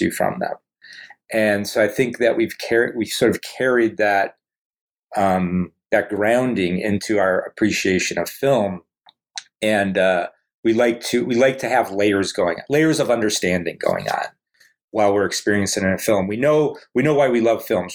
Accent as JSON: {"language": "English", "town": "Cleveland", "region": "Ohio", "country": "United States", "tie": "born or raised there", "said": "our growing up in Cleveland"}